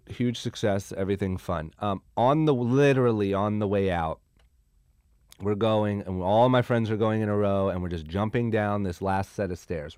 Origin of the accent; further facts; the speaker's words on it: Akron, Ohio, United States; moved away as an adult; now in Los Angeles, United States; I'm from Akron, Ohio